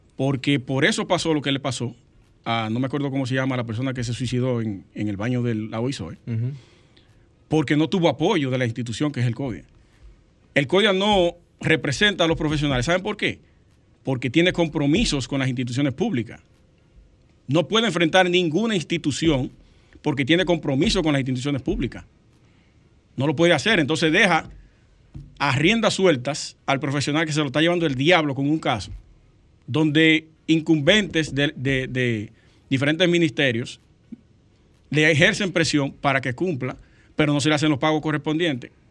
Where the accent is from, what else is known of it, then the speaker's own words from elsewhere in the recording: Sosúa, Puerto Plata, Dominican Republic; Yo soy de allá de Sosúa, Sosúa, Puerto Plata. Cangrejo está a un par de kilómetros de donde yo nací y me crié